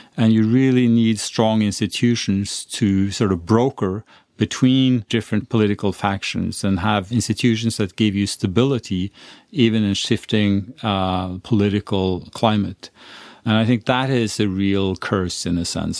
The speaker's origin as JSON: {"language": "English", "country": "Sweden", "tie": "born or raised there", "moved": "yes", "lives_now": "Norway", "said": "I was born in Sweden, but I'm glad I live in Norway"}